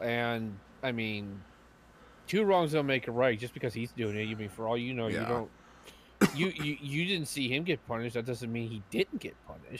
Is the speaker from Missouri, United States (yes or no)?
no; Erie County, New York, United States; I was born and raised in Erie County.